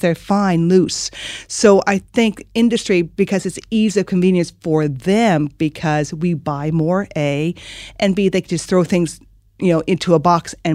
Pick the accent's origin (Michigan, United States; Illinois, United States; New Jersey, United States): Michigan, United States; moved away as an adult; now in Ireland; growing up in Michigan